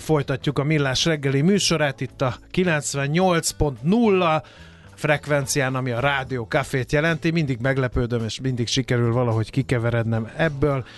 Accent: Hungary; magyarok vagyunk

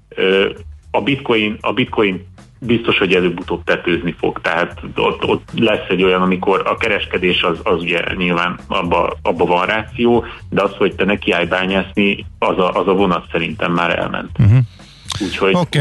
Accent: Hungary; magyar vagyok

